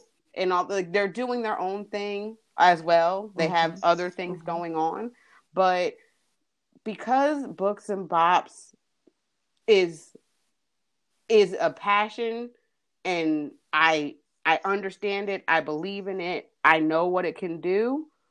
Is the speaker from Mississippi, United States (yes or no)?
no; New Jersey, United States; moved away as an adult; now in North Carolina, United States; I am originally from New Jersey, but have been in North Carolina since 2001. Uh, I came to college down here and stayed